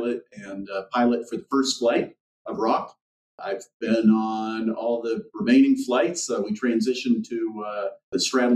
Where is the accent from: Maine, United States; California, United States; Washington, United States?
California, United States; Southern; I grew up in Southern California, basically underneath the flight path of Van Nuys Airport.